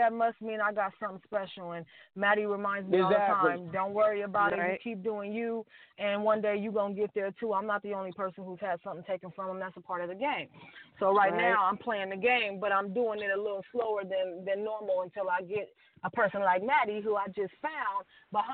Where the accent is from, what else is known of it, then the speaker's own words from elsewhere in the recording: Los Angeles, California, United States; also born or lived in Compton, California; I'm from Compton, but I grew up in the Valley. You know what I mean? So I'm a Valley girl at heart